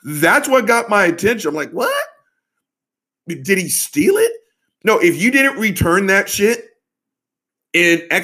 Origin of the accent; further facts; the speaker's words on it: the South, United States; I'm from the South